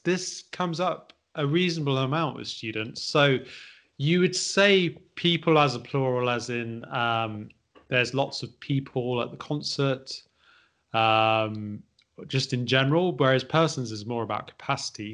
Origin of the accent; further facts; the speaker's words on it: Midlands, United Kingdom; I'm from the Midlands